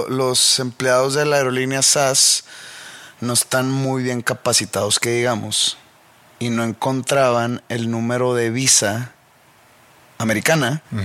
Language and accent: Spanish; Mexico; moved away; siendo mexicano